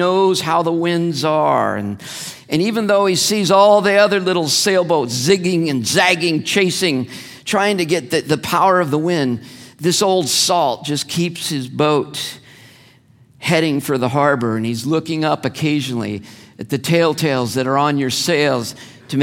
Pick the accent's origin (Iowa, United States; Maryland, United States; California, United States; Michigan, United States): California, United States; Santa Ana; Growing up in Santa Ana